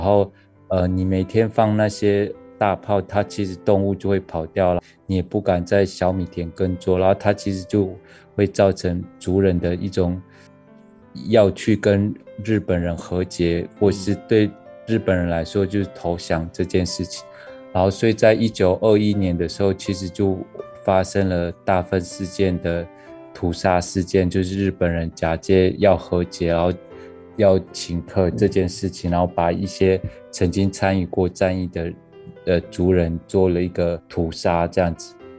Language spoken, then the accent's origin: Chinese; Hualien County, Taiwan; 祖父从南投过来，我从花莲回去祖居地，然后在祖居地交汇。